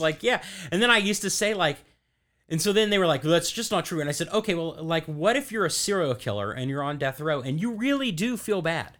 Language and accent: English; Louisville, Kentucky, United States; now in Florida, United States; I'm from Kentucky originally